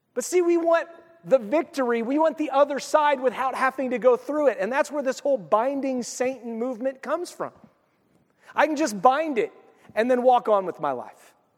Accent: United States; I'm an American

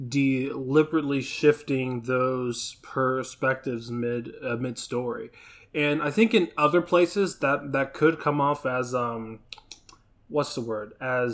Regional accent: Pflugerville, Texas, United States; especially like me growing up in Pflugerville. Me and my friends did some of the same.

